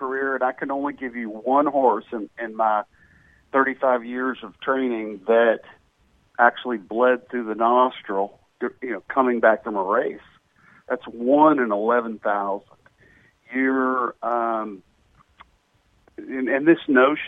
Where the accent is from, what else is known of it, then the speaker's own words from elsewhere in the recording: Lexington, Kentucky, United States; moved away as an adult; also born or lived in Fort Chaffee, Arkansas; now in Louisville, United States; My parents were both Lexingtonians, went to high school together, and they were married in Lexington, and I was conceived in Lexington, and I grew up in Lexington.